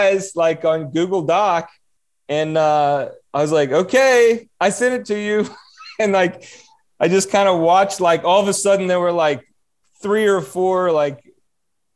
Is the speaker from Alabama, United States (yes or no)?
yes; Alabama, United States; moved away as an adult; also born or lived in Miami; I wanted to come back home to Alabama